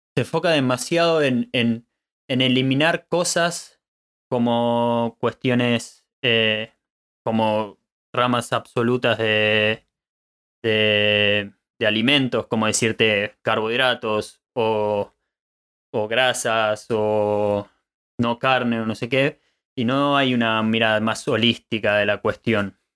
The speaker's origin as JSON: {"language": "Spanish", "country": "Argentina", "tie": "born or raised there", "moved": "as an adult", "lives_now": "Germany", "said": "Nací en Argentina, pero tuve la oportunidad de vivir en diferentes países. Luego de recorrer varios lugares, me encuentro en Alemania construyendo una vida"}